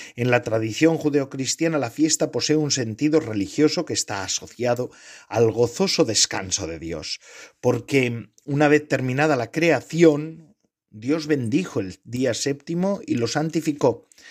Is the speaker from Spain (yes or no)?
yes; Spain; born or raised there